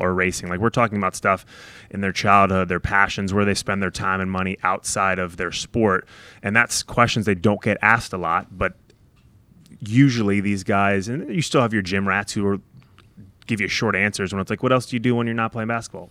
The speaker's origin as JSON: {"language": "English", "region": "New York", "country": "United States", "tie": "born or raised there", "also_born_or_lived": "Ohio / Dallas", "moved": "yes", "lives_now": "Indianapolis, United States", "said": "I grew up in New York, just outside the city"}